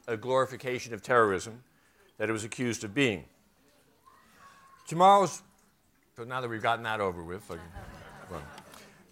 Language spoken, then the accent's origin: English; New York, United States; I grew up on East 86th Street